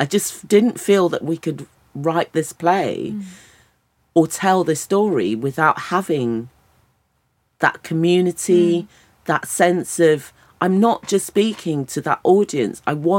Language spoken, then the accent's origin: English; United Kingdom; yes, I'm a British person, but I also bring all of this to it.